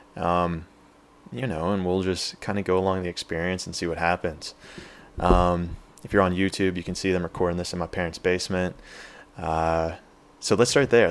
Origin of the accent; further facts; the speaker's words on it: Pittsburgh, Pennsylvania, United States; moved away as an adult; also born or lived in San Diego, California; I grew up in Pittsburgh, P